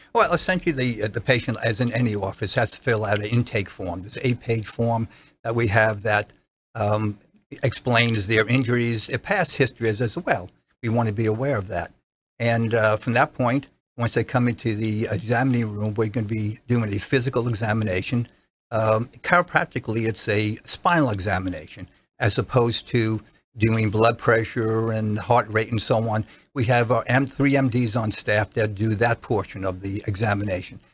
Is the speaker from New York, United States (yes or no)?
no; New Jersey, United States; accent: regional accent (New Jersey); moved away as an adult; now in Clearwater, United States; prior to that was in New Jersey practicing, as you can hear by my my regional accent